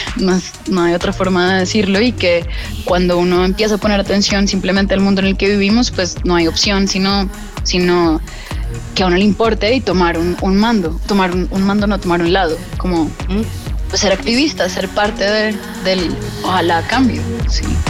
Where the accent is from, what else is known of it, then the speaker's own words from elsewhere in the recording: Colombia; moved away as an adult; also born or lived in Boston, United States; now in New York, United States; cuando estaba creciendo en Colombia. Yo me fui a vivir a Estados Unidos a, los 19, 18